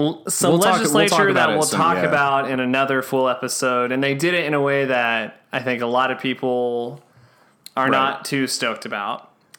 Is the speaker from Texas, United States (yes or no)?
yes; West Texas, United States; Growing up in West Texas, our dad was not in the ranching business